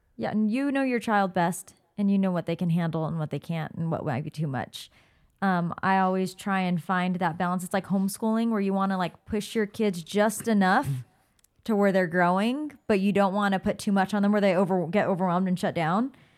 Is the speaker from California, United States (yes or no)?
yes; California, United States; also born or lived in Oregon; now in Arizona, United States; we grew up in California, but we lived in Oregon for seven years